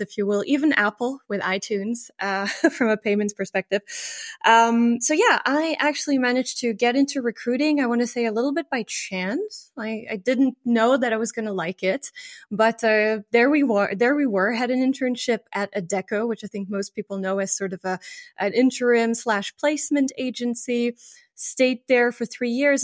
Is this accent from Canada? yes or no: no; France; moved away as an adult; also born or lived in Luxembourg; I grew up in France and uh, in the in the very um, in the very border, basically, of, of France and Germany